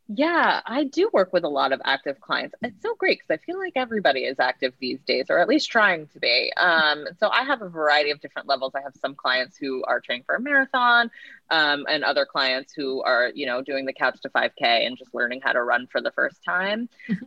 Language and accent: English; Woodstock, New York, United States; I'm from Woodstock, New York, and my my parents are actual hippies